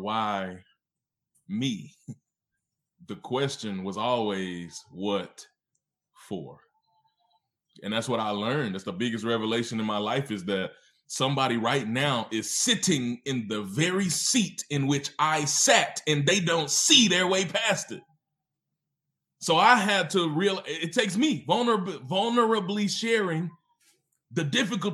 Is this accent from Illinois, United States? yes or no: no; Mississippi, United States; also born or lived in Memphis, Tennessee; now in Oklahoma City, United States; I was born in Memphis, Tennessee, which is it's in the South. And I was raised in Mississippi, also in the South.